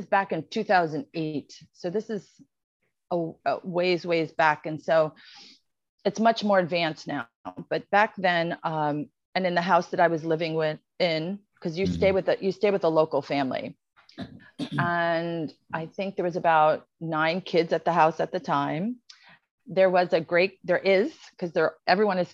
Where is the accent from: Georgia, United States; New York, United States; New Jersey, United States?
New Jersey, United States; Pompton Plains; moved away as an adult; now in Los Angeles, United States; I'm actually from Pompton Plains, New Jersey, small town in New Jersey.